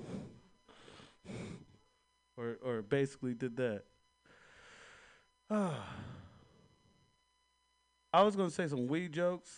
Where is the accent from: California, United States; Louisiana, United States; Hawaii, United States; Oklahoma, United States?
Hawaii, United States; moved away; I'm from Hawaii